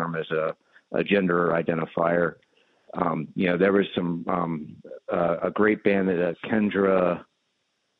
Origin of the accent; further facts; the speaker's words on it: Richmond, Virginia, United States; I'm from Richmond